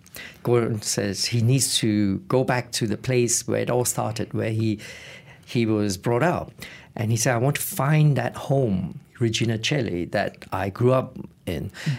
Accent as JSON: {"language": "English", "country": "Malaysia", "also_born_or_lived": "Reading, United Kingdom", "moved": "as an adult", "lives_now": "United Kingdom", "said": "I left Malaysia in 1984 to pursue my tertiary education in Reading as a quantity surveyor."}